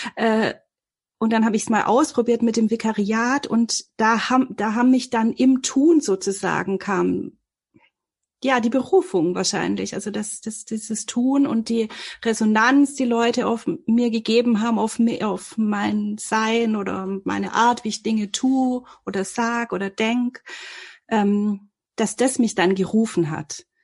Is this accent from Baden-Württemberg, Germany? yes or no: yes; Filderstadt, Baden-Württemberg, Germany; ich komme aus dem Großraum Stuttgart, aus so einem, also das ist so Stuttgarter Speckgürtel, Filderstadt Bohnlanden